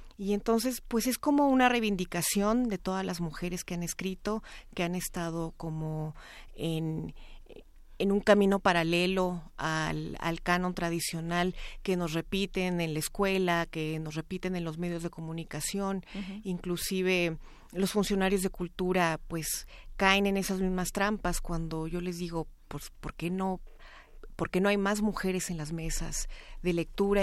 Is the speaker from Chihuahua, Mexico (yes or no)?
yes; Chihuahua, Mexico; yo soy de Chihuahua